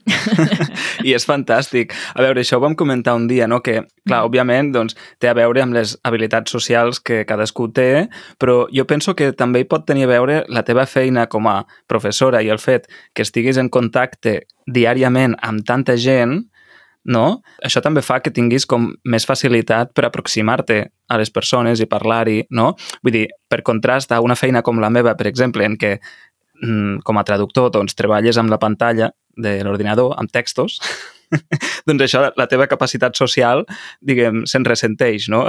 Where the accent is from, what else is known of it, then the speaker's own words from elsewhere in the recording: Laguna Beach, California, United States; Catalan is a second language; la meva ciutat natal, Laguna Beach